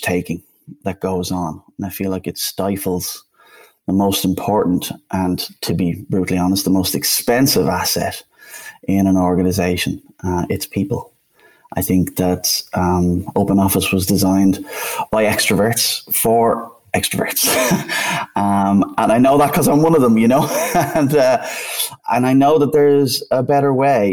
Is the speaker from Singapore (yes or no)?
no; Dublin, Leinster, Ireland; accent: Irish; also born or lived in Bristol, United Kingdom; now in Amsterdam, Netherlands; as you can instantly hear, I'm Irish. I'm originally from Dublin